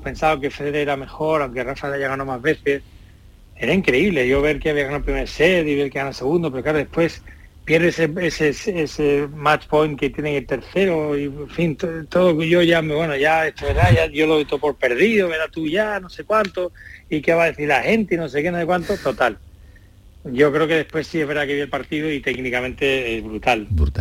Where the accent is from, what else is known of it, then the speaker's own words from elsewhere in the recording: Jerez de la Frontera, Andalusia, Spain; yo soy yo de Jerez, yo soy andaluz